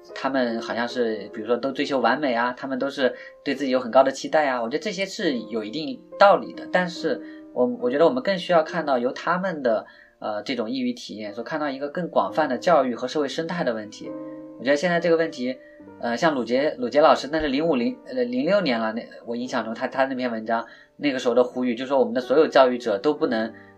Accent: China; first language Chinese; 我自己对中文，呃，我写的时候会，会比较游刃有余一点，因为毕竟这是母语在自己的这个语言环境下长大，也是我们中国自己这片大地上发生的问题

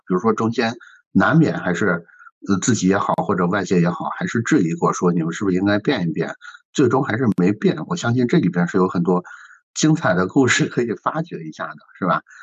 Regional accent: Shandong, China; 我作为一个山东人

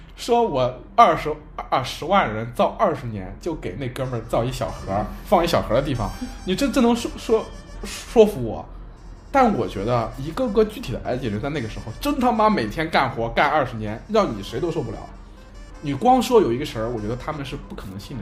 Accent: China; 就是我们中国人说的旱

